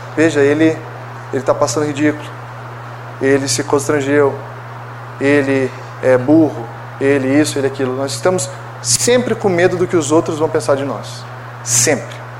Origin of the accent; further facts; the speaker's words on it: Brazil; como brasileiros